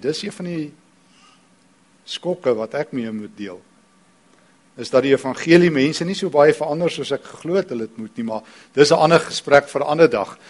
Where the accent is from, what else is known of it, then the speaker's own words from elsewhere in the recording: East Rand, Gauteng, South Africa; ek kom van die Oosrand af.